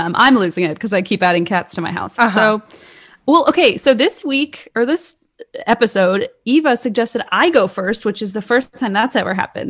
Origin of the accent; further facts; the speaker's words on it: Ireland; as us Irish call them.